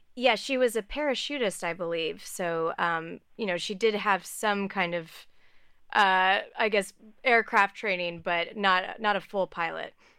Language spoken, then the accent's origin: English; outside of Houston, Texas, United States; I grew up outside of Houston